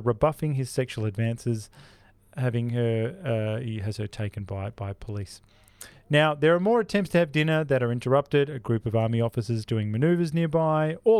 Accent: Australia; We're Australian

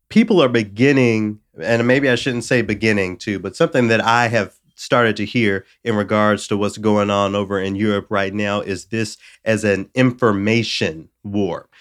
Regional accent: the South, United States; I'm from the South where there has always been a conversation about Confederate monuments from the time I was a child

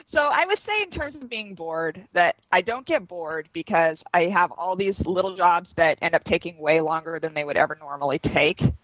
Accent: Seattle, Washington, United States; I'm from Seattle, where we sell wine in grocery stores.

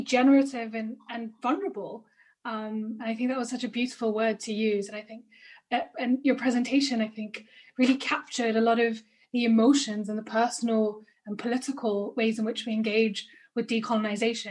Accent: India; I'm Indian

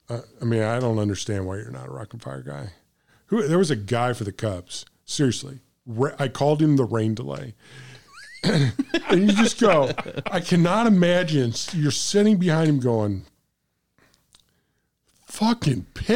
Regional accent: St. Louis, Missouri, United States; But I come from St. Louis where Bob Gibson pitched

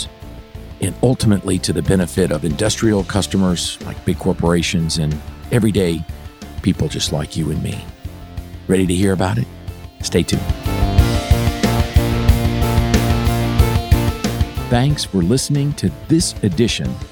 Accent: West Palm Beach, Florida, United States; moved away as an adult; also born or lived in Hahira, Georgia; I grew up in West Palm Beach, Florida, so I did not grow up around agriculture.

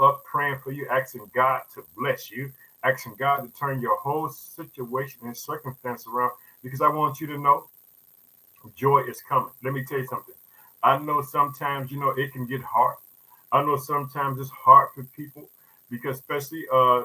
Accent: Illinois, United States; also born or lived in Chicago; I like to thank Illinois, which is my home state. I reside in the city of Chicago

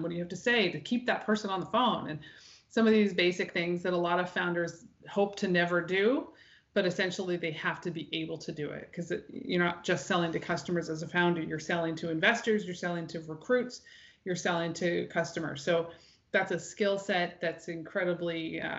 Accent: New Brunswick, Canada; also born or lived in Newfoundland / Winnipeg; I'm originally from New Brunswick, but having the chance to come back here as an adult with my own family was sort of too good to be true.

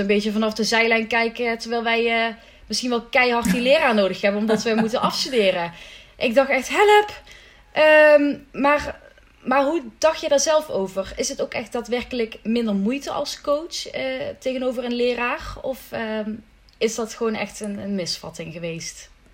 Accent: Limburg, Netherlands; ik ben een Limburgse dame

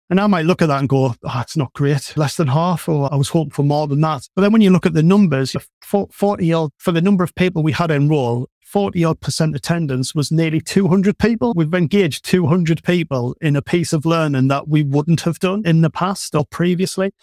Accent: North East England, United Kingdom; you can probably tell from the accent, I'm from the Northeast

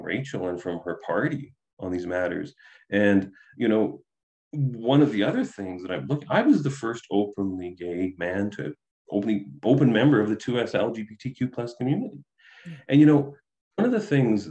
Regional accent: Southern Alberta, Canada; I was raised in Southern Alberta

